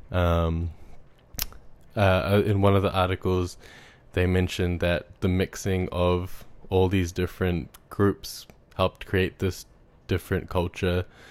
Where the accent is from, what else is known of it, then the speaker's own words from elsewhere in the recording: Auckland, New Zealand; in primary school, like, I went to a school in South Auckland